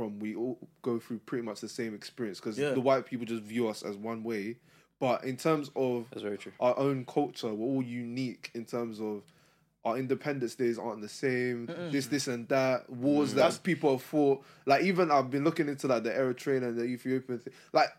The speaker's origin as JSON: {"language": "English", "country": "Nigeria", "said": "But as a Nigerian, like, the Nigerian culture is not the same as the Congolese culture."}